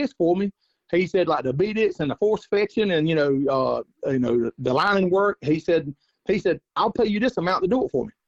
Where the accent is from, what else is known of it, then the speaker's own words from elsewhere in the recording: North Carolina, United States; I'm from North Carolina. I've coon hunted pretty much my whole life